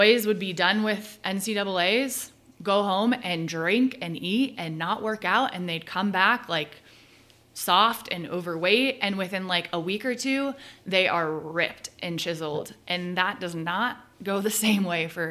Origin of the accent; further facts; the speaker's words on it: California, United States; growing up in California